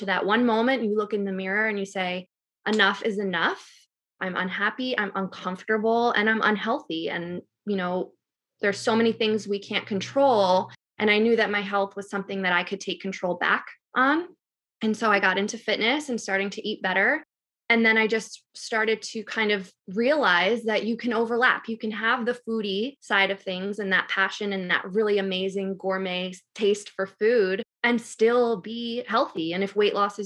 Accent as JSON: {"language": "English", "region": "New York", "country": "United States", "moved": "yes", "lives_now": "North Carolina, United States", "said": "I'm from New York, but I currently live in North Carolina with my husband"}